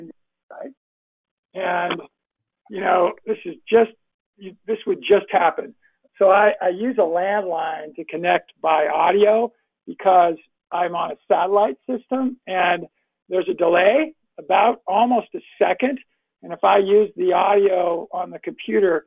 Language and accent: English; Southern California, United States; accent: generic West Coast; moved away; I have a similar generic English dialect as you do. I'm from Southern California